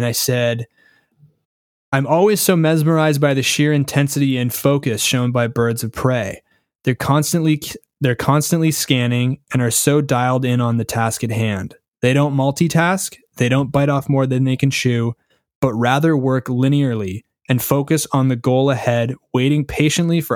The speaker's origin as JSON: {"language": "English", "country": "Canada", "said": "from a Canadian"}